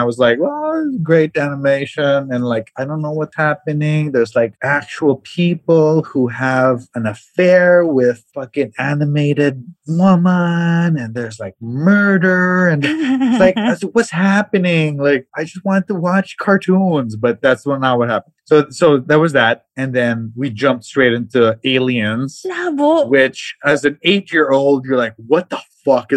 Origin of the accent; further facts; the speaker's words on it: Mindanao, Philippines; now in Manila, Philippines; I grew up in Mindanao, and then we had the concept of double features in cinemas